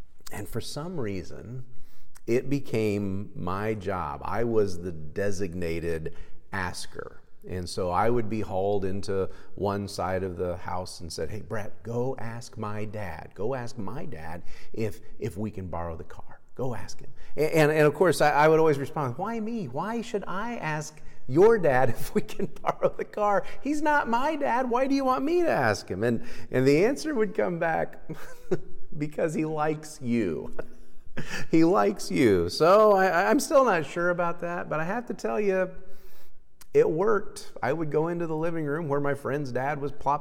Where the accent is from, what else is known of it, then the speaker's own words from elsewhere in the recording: Kansas, United States; growing up in Kansas and going to high school here